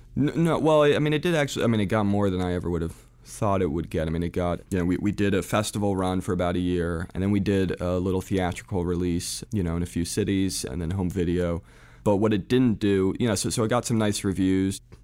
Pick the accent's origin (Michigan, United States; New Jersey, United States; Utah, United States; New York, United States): New Jersey, United States; also born or lived in Providence, Rhode Island / France; I was born in Providence, Rhode Island, mainly raised in New Jersey. though a little bit in France, we sort of went back and forth.